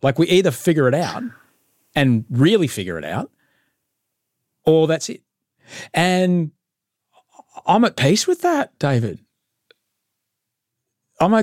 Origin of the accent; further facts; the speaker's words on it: Queensland, Australia; I'm a Queenslander